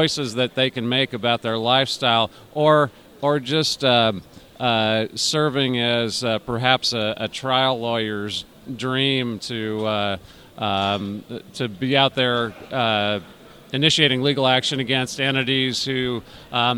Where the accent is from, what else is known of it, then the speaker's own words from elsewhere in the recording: California, United States; I grew up in California